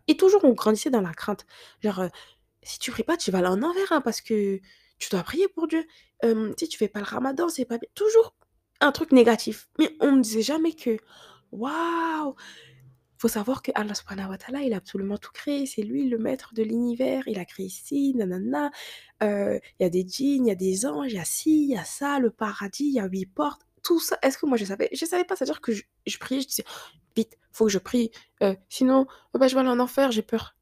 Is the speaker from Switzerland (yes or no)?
no; France; on a grandi en France